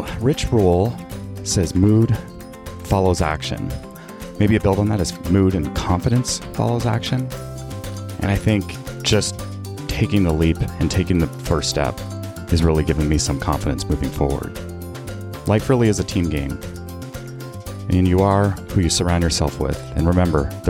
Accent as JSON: {"language": "English", "country": "Canada", "tie": "born or raised there", "said": "I was born and raised in Canada"}